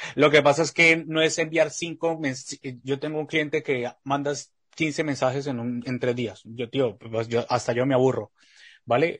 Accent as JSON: {"language": "Spanish", "country": "Colombia", "said": "yo que soy colombiano"}